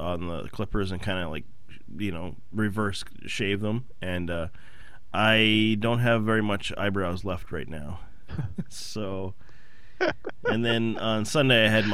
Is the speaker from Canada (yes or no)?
yes; Canada; moved away; I'm still Canadian